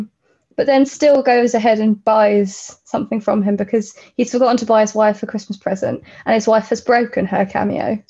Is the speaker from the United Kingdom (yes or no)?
yes; Kent, South East England, United Kingdom; I'm from Kent